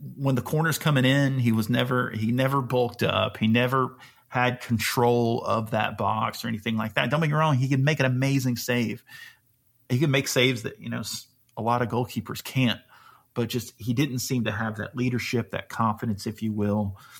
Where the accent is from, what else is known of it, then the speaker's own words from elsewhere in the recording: Alabama, United States; I'm from Alabama